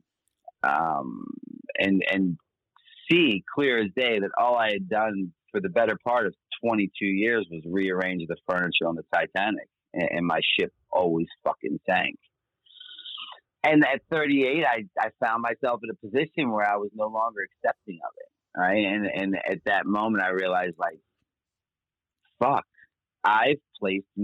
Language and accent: English; Baltimore, Maryland, United States; born and raised in Baltimore, Maryland